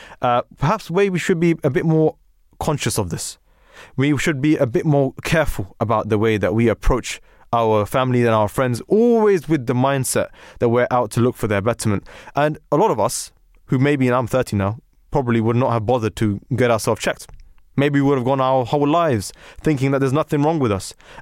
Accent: Pakistan; what we would like to call in our households, I'm a Pakistani, you know, a Desi analysis.

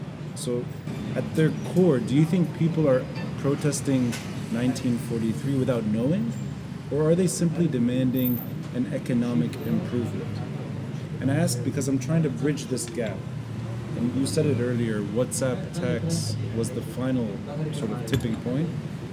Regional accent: Tripoli, North Governorate, Lebanon; moved away; And we're all from Tripoli, even though you live and you're literally working in Tripoli. But I remember Tripoli from the 1980s.

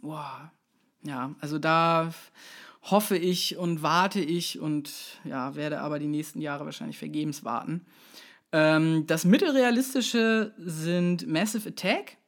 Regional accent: Kaltenkirchen, Schleswig-Holstein, Germany; bei uns in Kaltenkirchen

